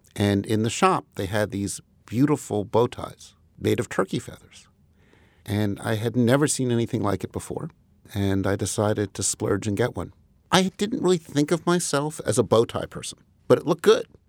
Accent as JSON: {"language": "English", "town": "Huntington", "region": "New York", "country": "United States", "tie": "born or raised there", "also_born_or_lived": "Rochester, New York", "said": "I grew up in Comac initially, which is one part of Huntington"}